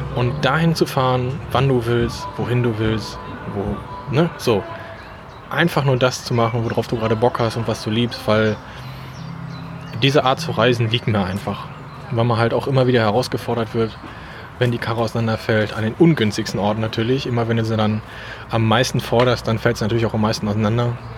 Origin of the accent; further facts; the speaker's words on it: Krefeld, North Rhine-Westphalia, Germany; Krefel natürlich, da wo ich herkomme